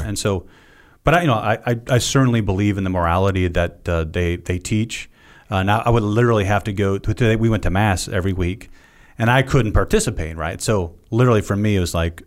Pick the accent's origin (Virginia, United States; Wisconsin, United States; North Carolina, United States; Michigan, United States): Virginia, United States; Norfolk; moved away; I grew up in uh, a town not too dissimilar to, to this one, not as pretty, uh, Norfolk, Virginia